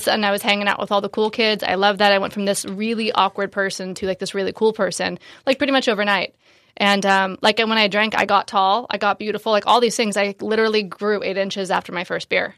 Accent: Marin, Northern California, United States; moved away as an adult; also born or lived in San Francisco / Los Angeles / Bali / Asia; I'm from Northern California, so I grew up in Marin, right outside of San Francisco

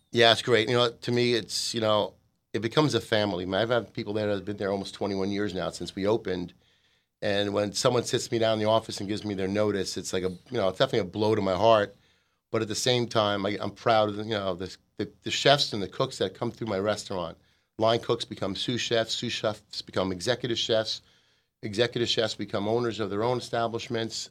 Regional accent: United States; as an American

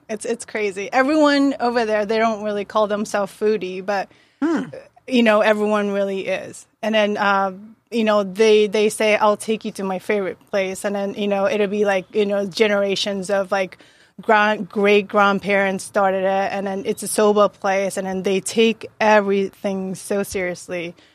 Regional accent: Japan; moved away as an adult; also born or lived in Yokohama; now in United States; born and raised in Japan uh, until 19.

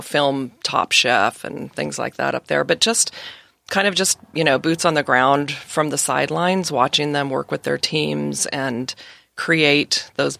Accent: Redwood City, California, United States; born there; Yeah, so I was born in the Bay Area, up in the Redwood City, Santa Clara area, and I've moved and lived and traveled all over the world

